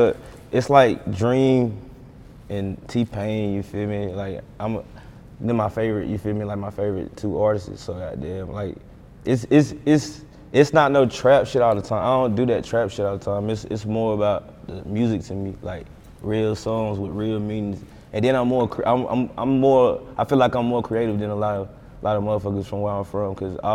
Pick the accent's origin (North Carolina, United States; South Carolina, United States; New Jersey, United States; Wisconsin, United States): North Carolina, United States; Like, even with Charlotte, bro, like I'm an hour from Charlotte. Like, Charlotte rappers don't fuck with us. We real country, you feel me? We country. Charlotte's like a city to us.